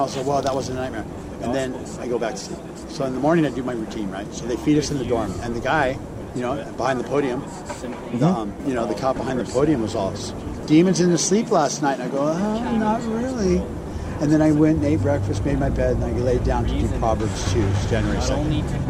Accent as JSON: {"language": "English", "town": "San Juan", "country": "Puerto Rico", "said": "I'm from San Juan."}